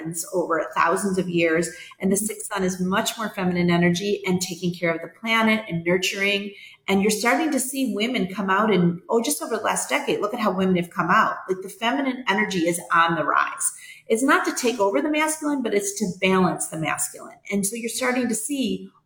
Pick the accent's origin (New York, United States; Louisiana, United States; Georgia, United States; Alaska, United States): New York, United States; also born or lived in Atlanta / California; now in Vermilion, United States; I grew up in New York